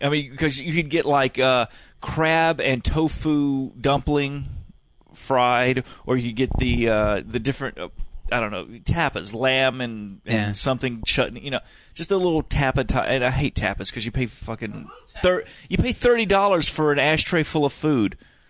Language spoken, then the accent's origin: English; Alabama, United States; I'm from Alabama.